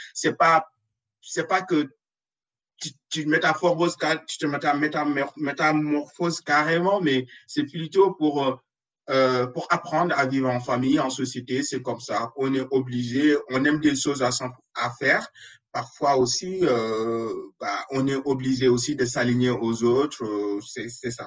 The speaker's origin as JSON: {"language": "French", "country": "Senegal", "moved": "yes", "said": "je suis sénégalais"}